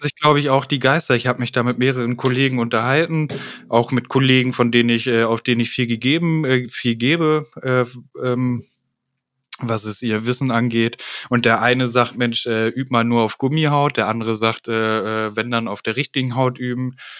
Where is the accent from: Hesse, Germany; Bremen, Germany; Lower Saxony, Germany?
Lower Saxony, Germany; Hanover; ich komme aus Hannover und äh, bin 34 Jahre alt